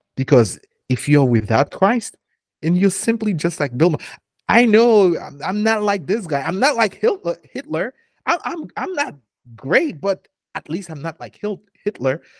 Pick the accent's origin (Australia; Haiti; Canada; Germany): Haiti; moved away; I'm from Haiti